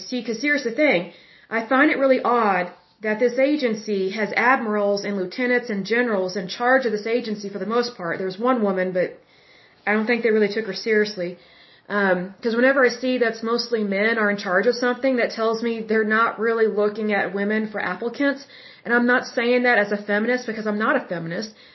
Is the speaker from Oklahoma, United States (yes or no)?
yes; Oklahoma, United States; I'm from Oklahoma